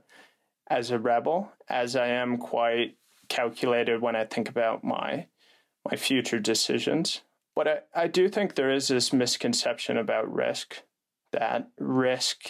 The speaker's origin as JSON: {"language": "English", "town": "Calgary", "region": "Alberta", "country": "Canada", "also_born_or_lived": "United States", "moved": "as an adult", "said": "I'm originally from Calgary, Alberta, Canada."}